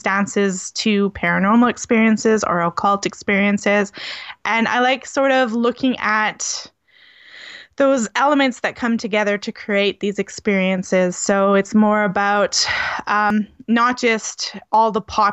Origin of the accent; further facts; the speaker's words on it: New Brunswick, Canada; on the East Coast of Canada, where I was born in New Brunswick.